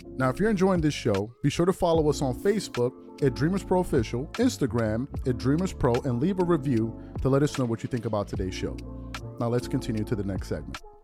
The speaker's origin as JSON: {"language": "English", "town": "New York City", "region": "New York", "country": "United States", "tie": "born or raised there", "said": "I grew up in the Bronx, New York"}